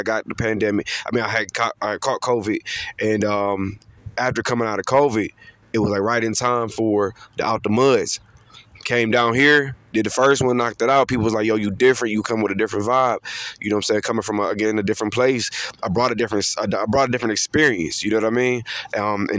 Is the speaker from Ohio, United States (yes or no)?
yes; Cleveland, Ohio, United States; moved away as an adult; now in Charlotte, United States; born and raised actually in Cleveland, Ohio. I just moved out here about 2.5-3 years ago.